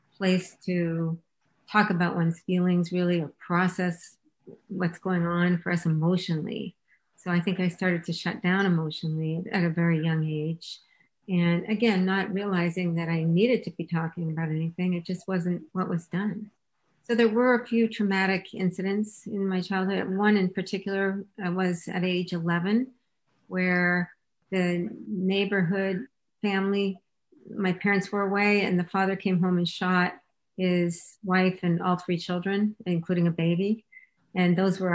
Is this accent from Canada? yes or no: yes; Canada; I was born and raised in Canada